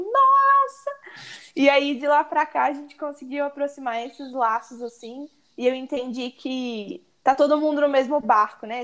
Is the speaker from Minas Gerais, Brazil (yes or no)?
yes; Barbacena, Minas Gerais, Brazil; also born or lived in Ouro Preto; now in Belo Horizonte, Brazil; sou de Barbacena, interior de Minas. E agora vim morar na capital, BH